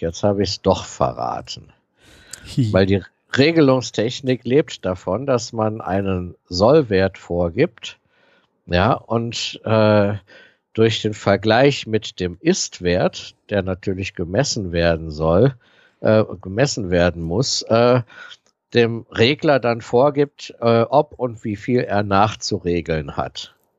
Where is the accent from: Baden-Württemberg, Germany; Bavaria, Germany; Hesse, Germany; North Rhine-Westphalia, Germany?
North Rhine-Westphalia, Germany; Aachen; meine Heimatstadt Aachen